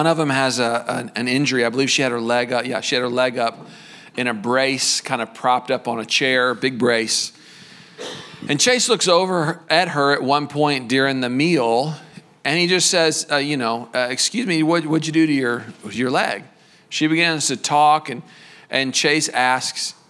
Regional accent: Texas, United States; We're from Texas

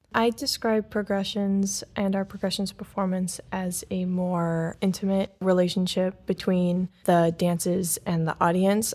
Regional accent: Wadsworth, Ohio, United States; moved away as an adult; also born or lived in Cleveland, Ohio; now in Fort Wayne, United States; I'm from Wadsworth, Ohio, so I moved here at the end of July to start the current season

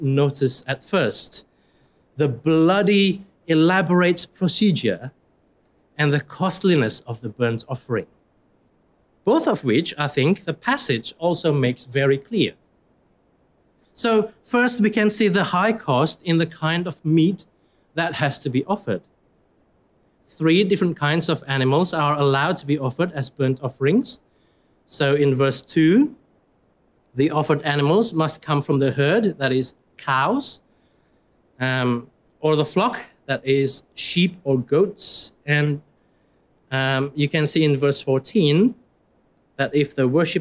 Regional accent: Surabaya, East Java, Indonesia; moved away; I come from Indonesia

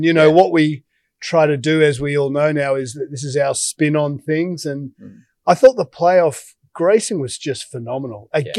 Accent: Australia; moved away as an adult; now in New York, United States; I'm an Aussie, so I haven't had a – but I've been here, what, 17 years?

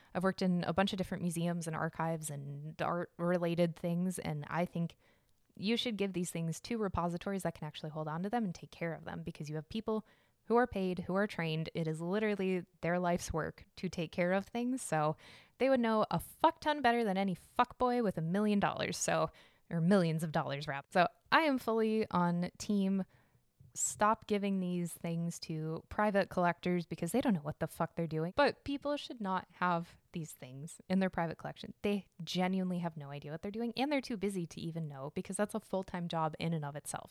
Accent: Arizona, United States; now in Chicago, United States; I was born in Arizona, so I'm used to the sun

